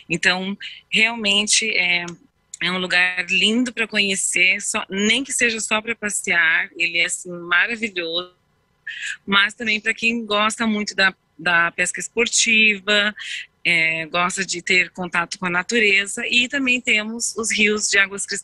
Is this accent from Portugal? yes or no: no; United States; now in Garuva, Brazil; eu sou americana, moro em Garuva há 35 anos